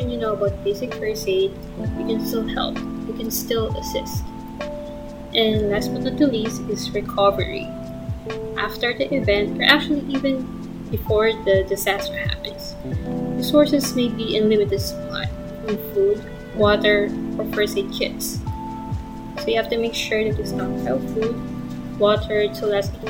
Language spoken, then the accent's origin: English; Quezon, Philippines; I'm originally from Quezon province